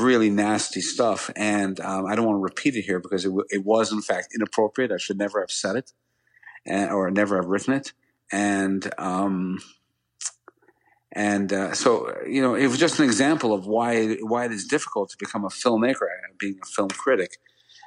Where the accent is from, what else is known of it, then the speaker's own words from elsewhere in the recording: Greenwich, Connecticut, United States; my hometown of Greenwich, Connecticut